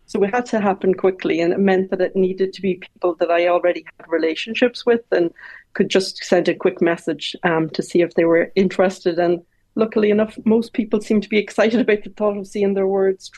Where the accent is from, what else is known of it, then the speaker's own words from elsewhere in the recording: Longford, County Longford, Ireland; also born or lived in Dublin; Well, I was born in Dublin, but we moved to Longford. So I grew up in Longford, but when I was 10, we moved to RD.